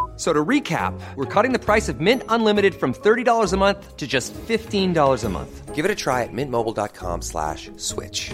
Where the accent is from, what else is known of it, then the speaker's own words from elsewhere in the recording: Aceh, Indonesia; moved away as an adult; now in Jakarta, Indonesia; Merantaulah aku dari Aceh ke Jakarta.